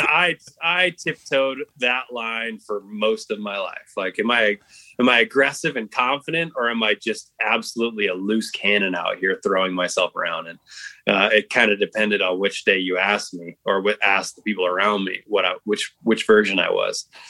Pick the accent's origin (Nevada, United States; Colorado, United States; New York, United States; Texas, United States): Nevada, United States; Reno; We grew up in Reno, Nevada